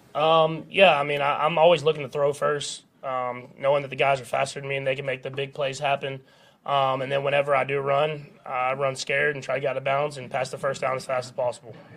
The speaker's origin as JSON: {"language": "English", "region": "Texas", "country": "United States", "tie": "born or raised there", "moved": "as an adult", "lives_now": "Kansas City, United States", "said": "I grew up in Texas"}